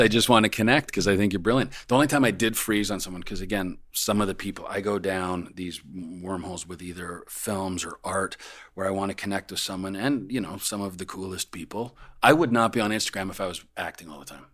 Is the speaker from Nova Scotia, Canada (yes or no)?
no; Calgary, Alberta, Canada; moved away; I grew up in Calgary. Calgary, my you know my family still lives there.